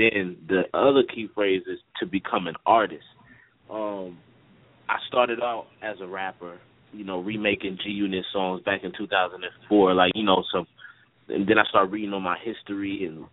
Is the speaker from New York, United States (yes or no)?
no; Newark, New Jersey, United States; now in Augusta, United States; I was born in Jersey and Newark, in the Bricks